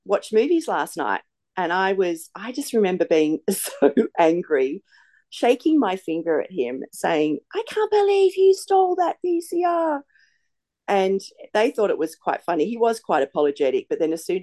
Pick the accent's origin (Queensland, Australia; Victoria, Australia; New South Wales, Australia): Victoria, Australia; Melbourne; moved away as an adult; now in Sydney, Australia; I'm not even from Sydney. I live here now, but I grew up in Melbourne.